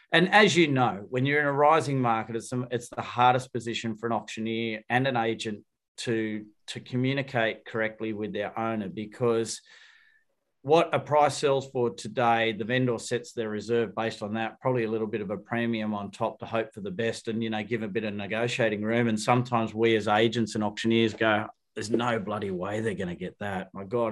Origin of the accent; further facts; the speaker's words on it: Wollongong, New South Wales, Australia; I'm from Wollongong